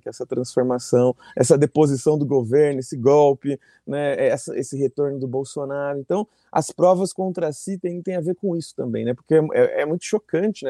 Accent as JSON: {"language": "Portuguese", "country": "Brazil", "said": "Me reconheciam como brasileira"}